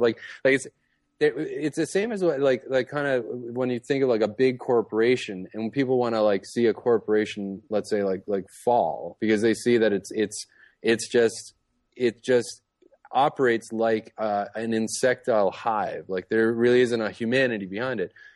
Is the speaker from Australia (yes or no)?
no; Toronto, Ontario, Canada; moved away; I grew up in Toronto, up in Canada